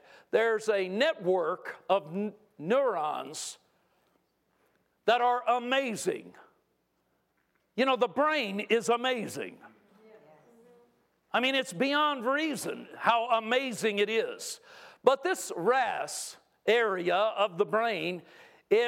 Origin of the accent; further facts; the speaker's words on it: California, United States; I grew up in California